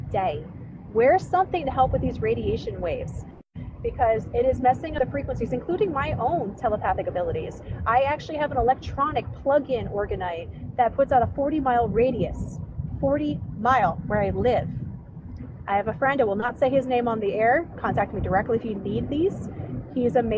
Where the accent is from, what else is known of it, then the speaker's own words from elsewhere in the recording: Clearwater, Florida, United States; also born or lived in Pasco County, Florida / Pinellas County, Florida / New Port Richey, Florida; I was born and raised in Clearwater, Florida, which is amazing